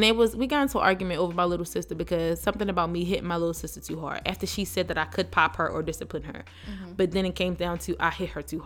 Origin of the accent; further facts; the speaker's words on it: Baltimore, Maryland, United States; I'm from Baltimore. We're from Baltimore